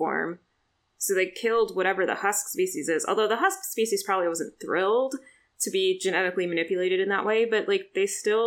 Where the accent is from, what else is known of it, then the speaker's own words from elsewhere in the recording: Maryland, United States; I grew up in Maryland